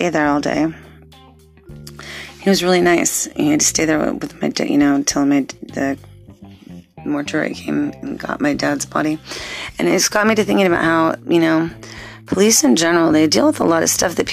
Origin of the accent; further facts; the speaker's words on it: Torrance, California, United States; growing up in Torrance, which is a city located in a part of Los Angeles County known as the South Bay